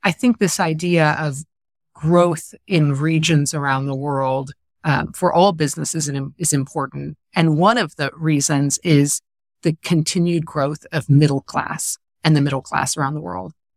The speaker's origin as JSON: {"language": "English", "region": "California", "country": "United States", "also_born_or_lived": "Paris, France", "moved": "yes", "said": "a Californian who lived in Paris for many years"}